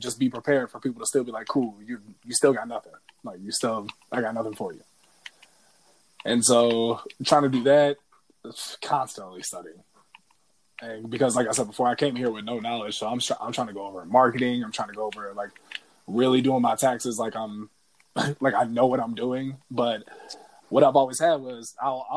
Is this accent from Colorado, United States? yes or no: no; Minnesota, United States; also born or lived in North Dakota; we are from Minnesota